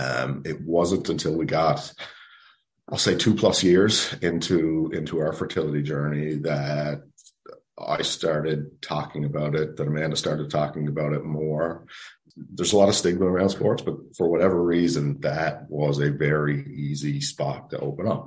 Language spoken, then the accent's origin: English; Nova Scotia, Canada; moved away as an adult; now in St. John's, Canada; we are both originally from Nova Scotia, uh, but we've been in Newfoundland for 15 plus years.